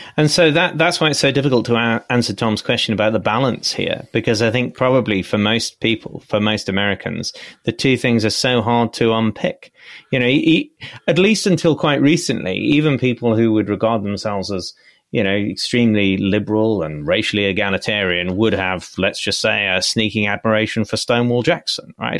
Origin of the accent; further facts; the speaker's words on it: United Kingdom; also born or lived in Oxford; as a British person